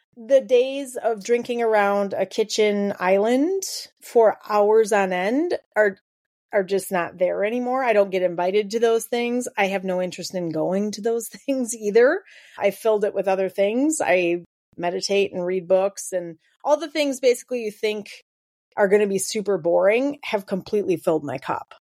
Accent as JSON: {"language": "English", "region": "Wisconsin", "country": "United States", "said": "we're from Wisconsin and that's the culture"}